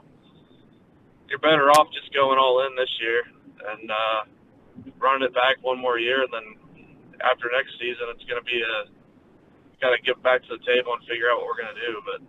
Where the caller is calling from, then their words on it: Middletown, United States; from Middletown calling to hijack the show again.